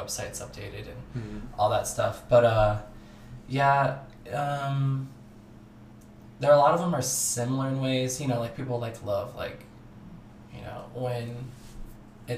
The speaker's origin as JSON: {"language": "English", "town": "Burlington", "region": "Washington", "country": "United States", "moved": "as an adult", "lives_now": "Los Angeles, United States", "said": "I'm from Burlington"}